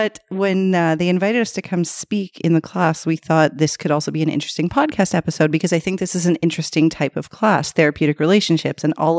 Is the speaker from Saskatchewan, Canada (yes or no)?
no; Toronto, Ontario, Canada; We're from Scarborough. Like I've said before, Etobicoke is like a whole other city to me.